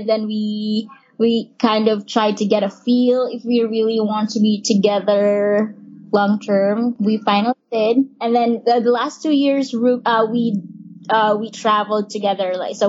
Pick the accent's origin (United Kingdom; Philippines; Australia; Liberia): Philippines; Ruben is from Spain and I'm from the Philippines.